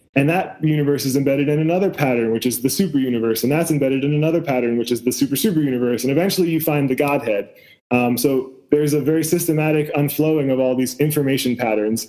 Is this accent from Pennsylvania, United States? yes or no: yes; West Chester, Pennsylvania, United States; I grew up outside of Philadelphia